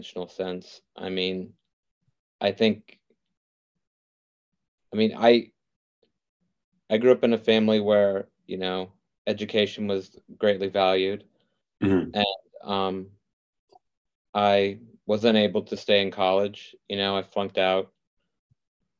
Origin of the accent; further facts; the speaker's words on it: Midwest, United States; I'm from the Midwest